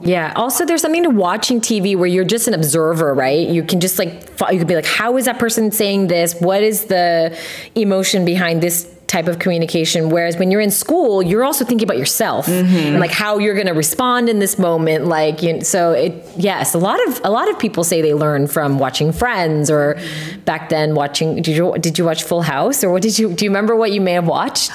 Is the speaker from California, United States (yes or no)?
yes; California, United States; moved away; I grew up in California